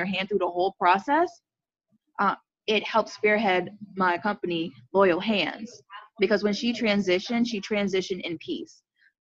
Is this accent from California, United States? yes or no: no; Central Florida, United States; born and raised in Central Florida